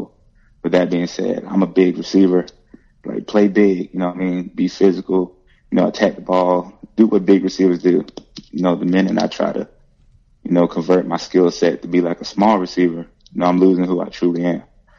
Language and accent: English; Columbia, South Carolina, United States; I'm from Columbia, South Carolina. I went to Keenan High School.